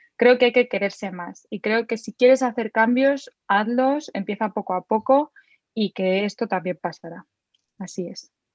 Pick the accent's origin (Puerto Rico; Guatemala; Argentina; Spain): Spain; Madrid, Community of Madrid; Soy de Madrid